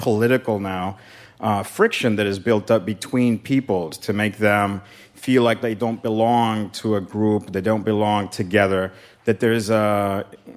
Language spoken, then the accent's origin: English; Barcelona, Catalonia, Spain; when I was born in Spain and in Barcelona